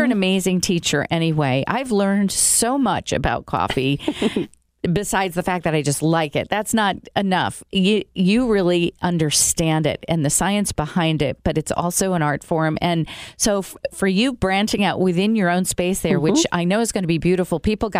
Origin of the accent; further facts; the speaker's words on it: Brazil; I grew up in South America, you know, in Brazil, the land of coffee.